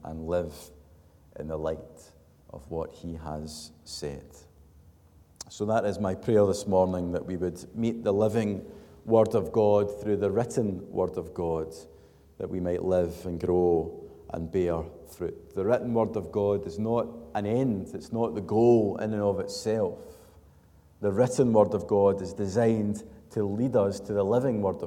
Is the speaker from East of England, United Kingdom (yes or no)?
no; Glasgow, Scotland, United Kingdom; a Glaswegian